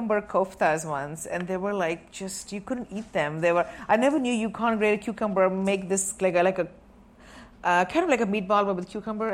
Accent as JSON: {"language": "English", "country": "India", "tie": "born or raised there", "said": "I was born and raised in India"}